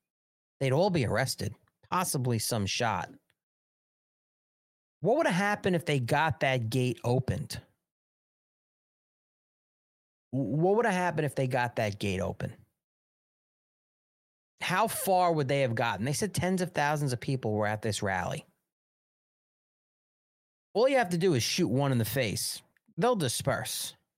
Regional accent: United States; I'm fucking American and I'm America first.

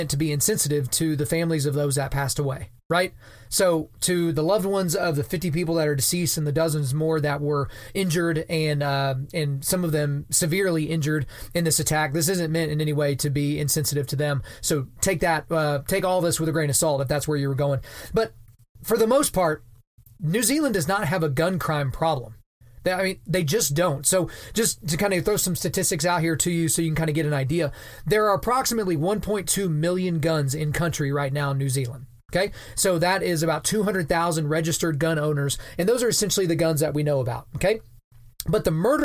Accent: Lawton, Oklahoma, United States; moved away; I grew up and I'm from a town called Lawton, Oklahoma

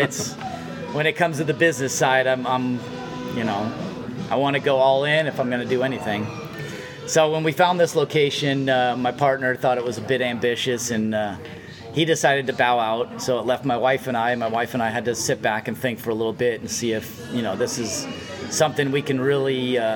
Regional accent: Vista, California, United States; also born or lived in San Diego / Chico; I keep saying born and raised in Vista, but I was born in San Diego. I was 2 weeks old when I moved to Vista.

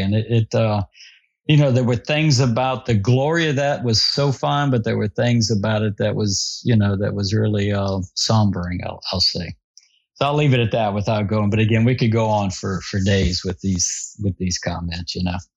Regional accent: Vermilion Parish, Louisiana, United States; I grew up hunting in Vermilion Parish and with some of my buddies as teenagers

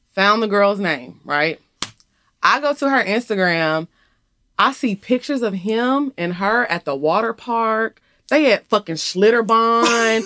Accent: Orange, Texas, United States; moved away as an adult; also born or lived in Houston, Texas; now in Atlanta, United States; I grew up in Orange, Texas

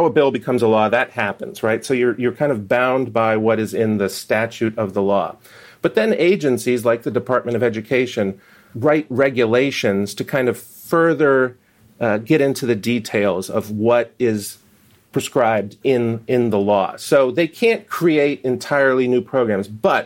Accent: Pennsylvania, United States; one of them's a stone's throw from my hometown in Pennsylvania

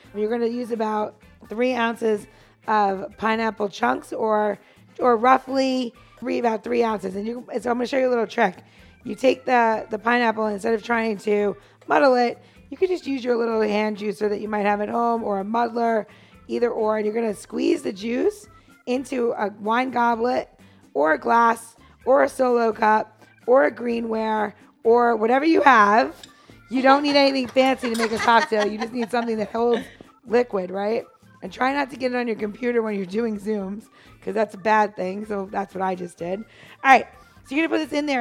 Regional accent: New York City, New York, United States; moved away; I'm from New York City

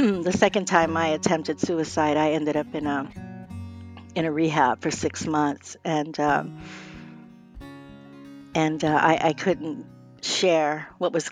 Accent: Phoenix, Arizona, United States; I was born and raised here in Phoenix, Arizona

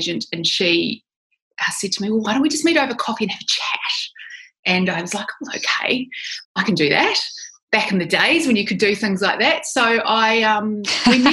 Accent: New Zealand; moved away as an adult; now in Sydney, Australia; I'm a New Zealander. I grew up in New Zealand. I've lived in Sydney, Australia for about 20 years

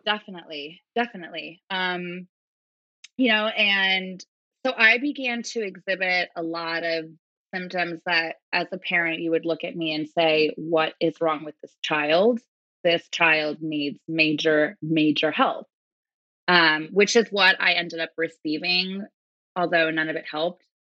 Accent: Manhattan Beach, California, United States; I was born and raised in Manhattan Beach, California.

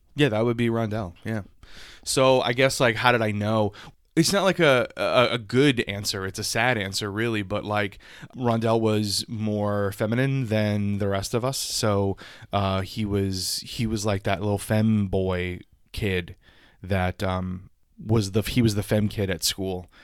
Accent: South Louisiana, United States; I grew up in South Louisiana, so we had ditches in our schoolyard.

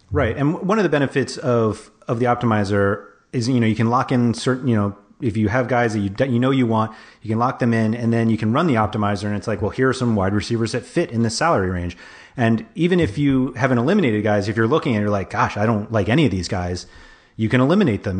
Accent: New York, United States; moved away; growing up in New York, like, I have friends who are Giants

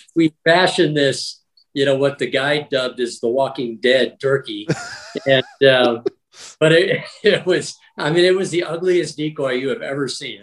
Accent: Wisconsin, United States; when I grew up in Wisconsin, we didn't have turkeys.

